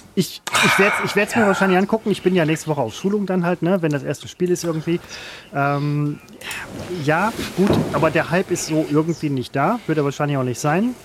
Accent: Ruhr area, North Rhine-Westphalia, Germany; ich komme aus dem Ruhrpott

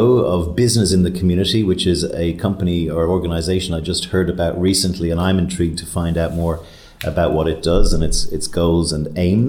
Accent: Dublin, Leinster, Ireland; moved away as an adult; coming to you from my hometown of Dublin. I'm in the north side in Phibsborough

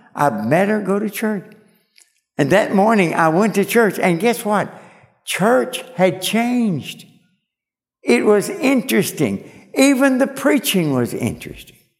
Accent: Kentucky, United States; moved away; I was born and raised in Kentucky

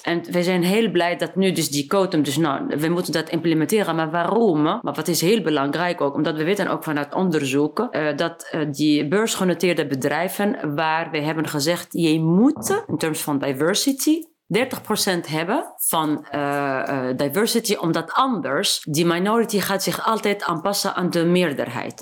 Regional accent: Tunisia; Dutch is a second language; moved away as an adult; also born or lived in France; now in Netherlands; waar ik vandaan kom, je komt uit Afrika en uit Tunesië

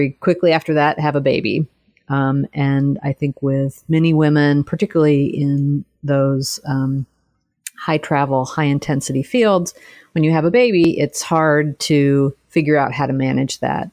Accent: Texas, United States; moved away; I'm originally from Texas, grew up and went to college there

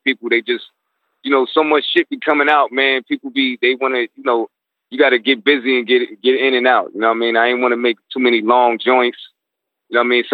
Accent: New York City, New York, United States; I'm from Crown Heights, man, like from the fucking slums

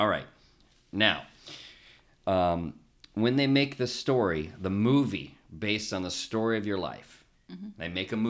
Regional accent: United States; accent: American; my American accent

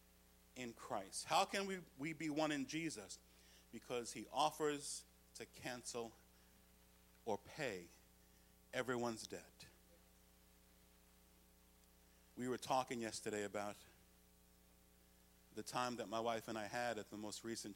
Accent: United States; as an American citizen.

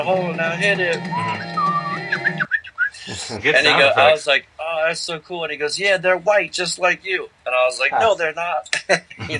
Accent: Philadelphia, Pennsylvania, United States; I grew up in Philadelphia

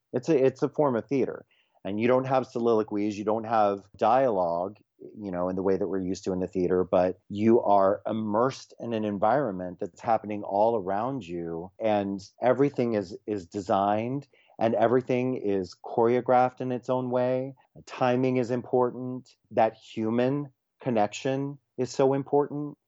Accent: Florida, United States; also born or lived in New York City; now in West Coast, United States; a gay teenager growing up in Florida

